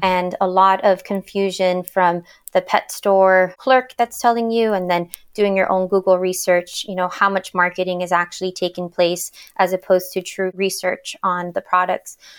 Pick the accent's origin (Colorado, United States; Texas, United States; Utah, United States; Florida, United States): Florida, United States; Miami; moved away as an adult; now in Washington, D.C., United States; I'm originally from Miami, Florida